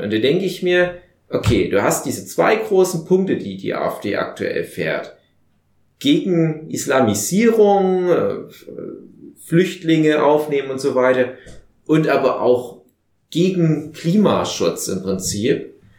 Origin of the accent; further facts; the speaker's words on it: Saxony, Germany; bei uns in Sachsen